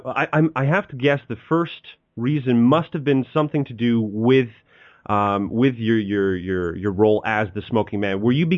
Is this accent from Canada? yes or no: yes; Canada; we're both Canadian